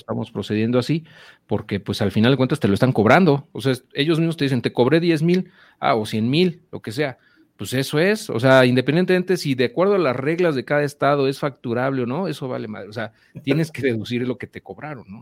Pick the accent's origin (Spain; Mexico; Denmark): Mexico; nosotros viviendo en México, como ciudadanos mexicanos que vendemos en Estados Unidos